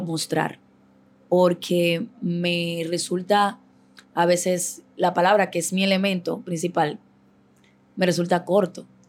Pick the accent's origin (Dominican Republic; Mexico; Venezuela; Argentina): Dominican Republic; Santo Domingo Este, Distrito Nacional; Yo vengo de San Lorenzo de los Negros Minas, un barrio Los Minas